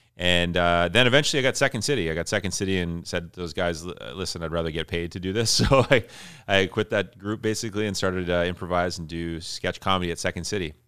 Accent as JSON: {"language": "English", "town": "Flin Flon", "region": "Manitoba", "country": "Canada", "tie": "born or raised there", "also_born_or_lived": "Toronto / Georgetown / Winnipeg", "moved": "yes", "said": "I am originally from Flin Flon, Manitoba, which is northern Manitoba"}